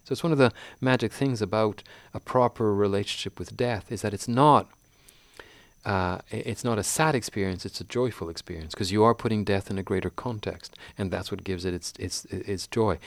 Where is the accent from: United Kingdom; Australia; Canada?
Canada; I'm a fifty-two-year-old Canadian